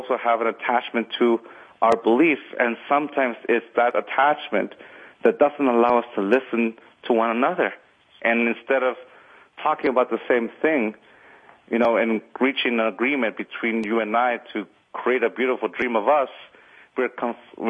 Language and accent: English; Southern California, United States; also born or lived in Arizona; now in Northern California, United States; I grew up in Southern California